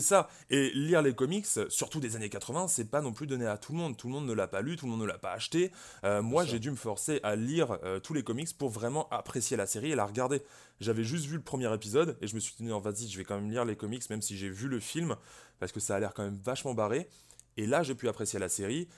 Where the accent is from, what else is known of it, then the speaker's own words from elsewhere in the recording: Brittany, France; je suis breton moi-même